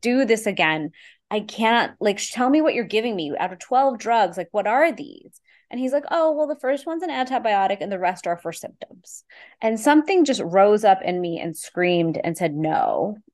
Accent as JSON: {"language": "English", "town": "Houston", "region": "Texas", "country": "United States", "tie": "born or raised there", "said": "I grew up in Houston, Texas, eh, to an immigrant family"}